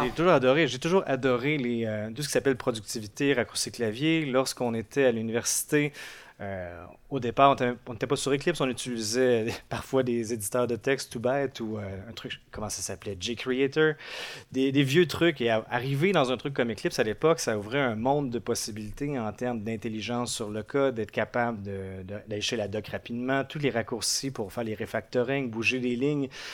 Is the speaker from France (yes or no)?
no; Montreal region, Quebec, Canada; je suis un développeur Android de, la région de Montréal, au Québec